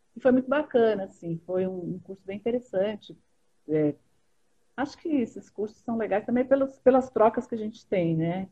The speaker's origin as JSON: {"language": "Portuguese", "region": "São Paulo", "country": "Brazil", "tie": "born or raised there", "said": "Sou paulistana aqui, sempre, a vida toda aqui"}